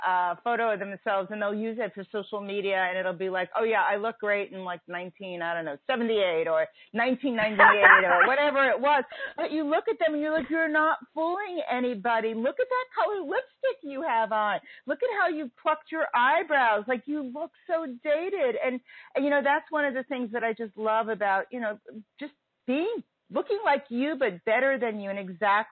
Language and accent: English; New York City, New York, United States; growing up in Brooklyn